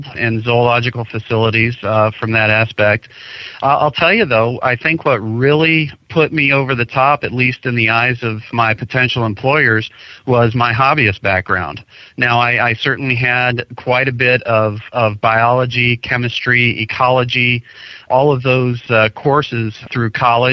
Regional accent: Ohio, United States; I'm from Ohio, so I used to go to Cedar Point when I was younger

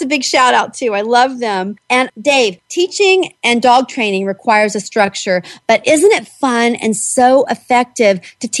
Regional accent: the South, United States; I'm an actor as well, and I'm from the South. And I have to say that I love playing Southerners. It's just in my blood.

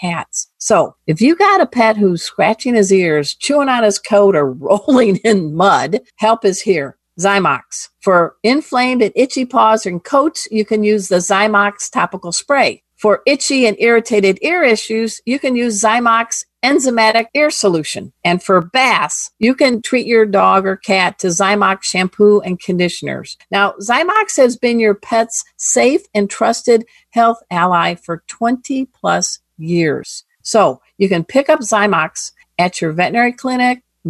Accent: Crown Point, Indiana, United States; I was born in Crown Point, Indiana

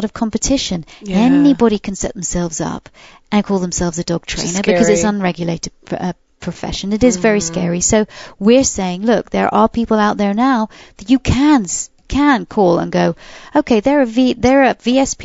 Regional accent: United Kingdom; I'm British.

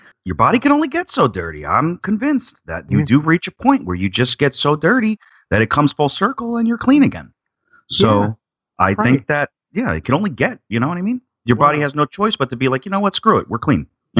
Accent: New Jersey, United States; we're from New Jersey.

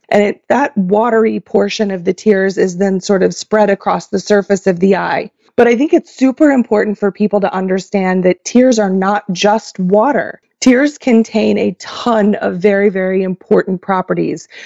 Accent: Oklahoma, United States; moved away as an adult; also born or lived in Kansas / Michigan / Pennsylvania; now in Levittown, United States; I was born and raised in Oklahoma

